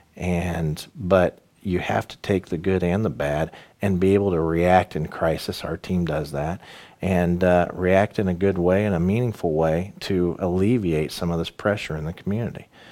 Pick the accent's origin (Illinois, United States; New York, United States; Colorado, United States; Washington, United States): Illinois, United States; Danville; also born or lived in Champaign; my hometown of Danville